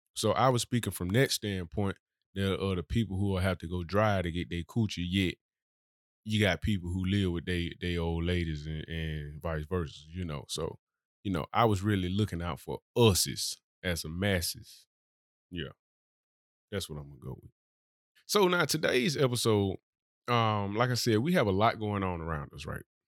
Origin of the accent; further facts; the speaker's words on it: Birmingham, Alabama, United States; I'm really from Birmingham. I didn't move here.